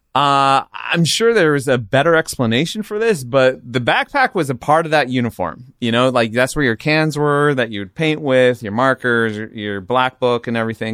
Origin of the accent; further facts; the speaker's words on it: Riverside, California, United States; also born or lived in San Diego; now in Los Angeles, United States; I grew up in the suburbs of R-, Riverside and then San Diego, and I've been here in L A for twenty years now.